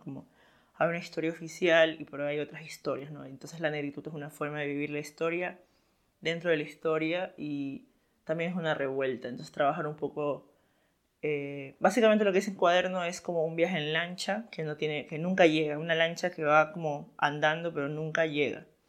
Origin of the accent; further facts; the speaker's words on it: Esmeraldas, Ecuador; yo soy de Esmeraldas, de una ciudad como fronteriza con Colombia